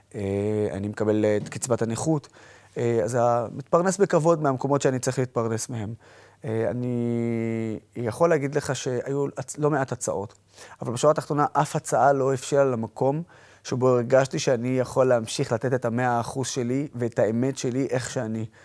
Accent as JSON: {"language": "Hebrew", "country": "Israel", "said": "אני ערבי שבא מישראל"}